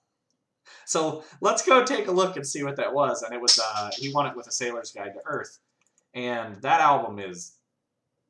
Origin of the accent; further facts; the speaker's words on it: Texas, United States; also born or lived in Louisiana; I grew up in Texas